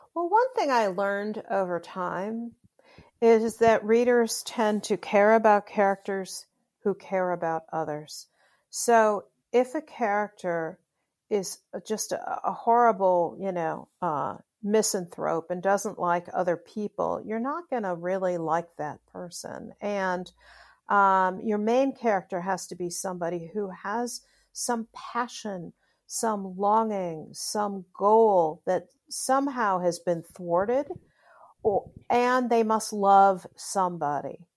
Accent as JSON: {"language": "English", "town": "Chicago", "region": "Illinois", "country": "United States", "tie": "born or raised there", "said": "I grew up in Chicago, and so, um, I, and I love Chicago"}